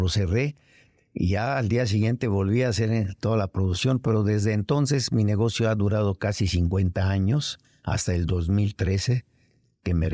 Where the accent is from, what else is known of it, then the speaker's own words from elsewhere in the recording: Naples, Campania, Italy; moved away as an adult; now in Mexico City, Mexico; yo soy nacido en, en Italia, en Nápoles.